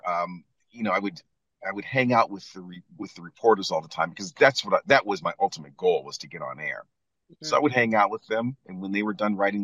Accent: Fort Erie, Ontario, Canada; moved away; also born or lived in Cleveland, Ohio, United States / Toronto, Canada; I grew up in Canada. My mother was Canadian. My father was American.

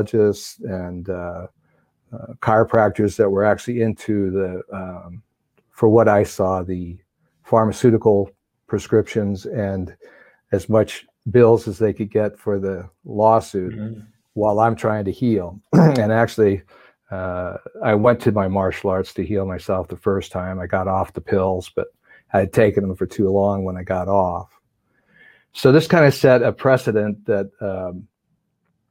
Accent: New York, United States; moved away; also born or lived in Southern California / Pasadena; I was raised on skis in New York and then moved to California

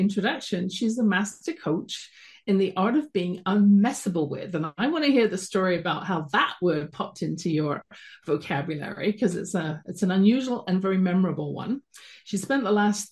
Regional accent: London, United Kingdom; accent: British; moved away as an adult; now in Calgary, Canada; You can tell from my accent, I wasn't born in Canada, where I'm streaming from at the base of the Rocky Mountains in Calgary, Alberta, born in London, England, and came over here when I was about 22

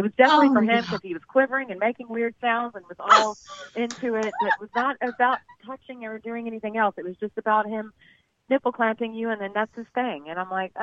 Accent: Texas, United States; I'm a Texan.

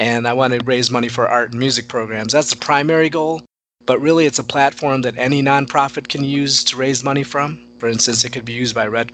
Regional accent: Hyderabad, Telangana, India; I was born in Hyderabad

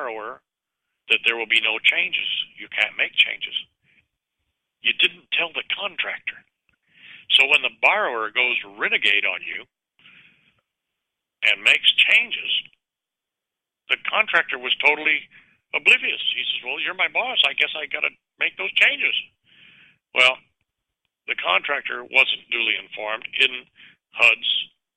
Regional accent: Richmond, California, United States; also born or lived in San Pablo, California; Richmond, California, my home town. I grew up in Richmond, California, in San Pablo

